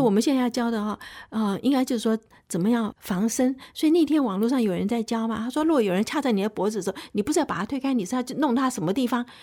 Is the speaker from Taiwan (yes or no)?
yes; Taipei, Taiwan; 我是身在台北市